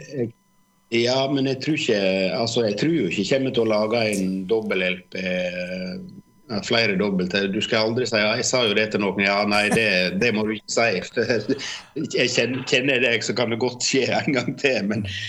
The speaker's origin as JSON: {"language": "Norwegian", "town": "Årdalstangen", "region": "Vestland", "country": "Norway", "tie": "born or raised there", "moved": "yes", "lives_now": "Oslo, Norway", "said": "når jeg vokste opp oppe på Sletterust eller Tyen og, altså, med vidde"}